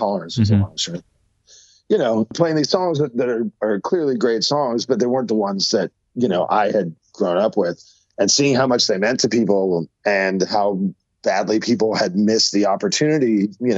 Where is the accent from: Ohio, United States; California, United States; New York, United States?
California, United States; San Jose; my hometown of San Jose